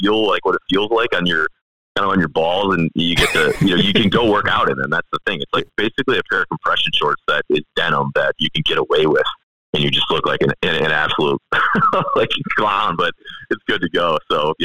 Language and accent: English; United States; I'm as American as they come